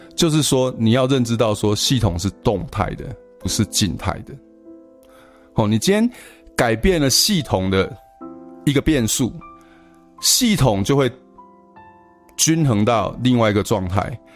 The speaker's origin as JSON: {"language": "Chinese", "country": "Taiwan", "said": "我们台湾人"}